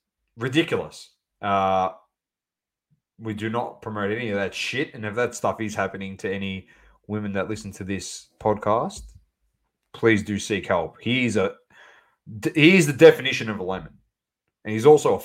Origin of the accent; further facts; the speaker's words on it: Australia; we're from Australia